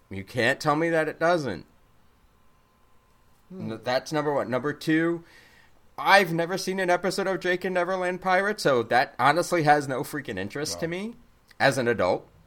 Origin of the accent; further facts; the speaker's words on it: Brooklyn, New York, United States; I'm from Brooklyn. Get it right.